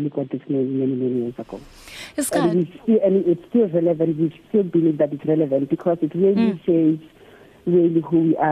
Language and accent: English; Hammanskraal, Gauteng, South Africa; I was born in Hammanskraal many years ago, over 50 years ago. And I went to school in Hammanskraal as well